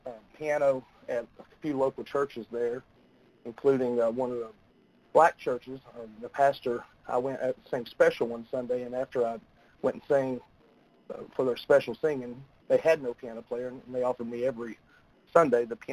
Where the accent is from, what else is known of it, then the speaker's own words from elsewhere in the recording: United States; also born or lived in Portland, Tennessee / Scottsville, Kentucky / Westmoreland, Tennessee / Lexington, Kentucky; now in Nashville, United States; I was born in Portland, Tennessee, but we lived in Allen County, Scottsville, Kentucky, up until fourth grade before we moved across the state line into Westmoreland